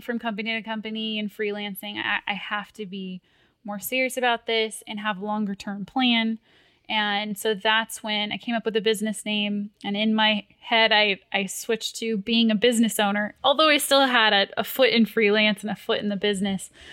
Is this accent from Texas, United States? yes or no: no; Fullerton, California, United States; I grew up in Fullerton, California